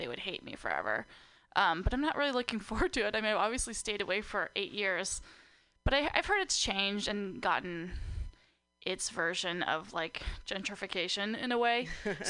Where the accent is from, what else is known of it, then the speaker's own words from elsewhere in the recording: Napa, California, United States; moved away as an adult; now in Portland, United States; I was born and raised in Napa, California, though.